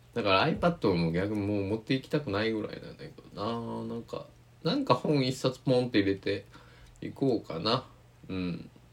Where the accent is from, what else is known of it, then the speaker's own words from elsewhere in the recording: Kochi, Japan; moved away; 僕が生まれ育ったね高知県佐木市